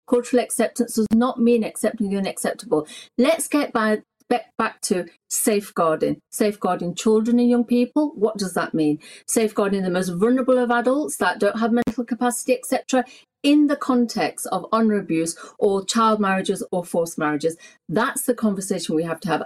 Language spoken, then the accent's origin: English; England, United Kingdom; I was born in Britain. England is my home. I don't know any country bar this country